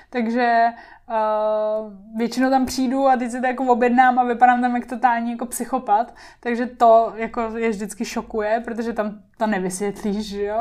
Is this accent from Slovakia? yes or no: no; Japan; Czech is a second language; now in Czechia; nevychovaný Japonec a schválně ještě říkám Japonec, protože uh, se chovám jako kluk. Hrozně. Takže uh, já se chovám jako kluk i trochu tady v Čechách, ale tady to není tak jako dramatický, jako když se chovám jako kluk v Japonsku.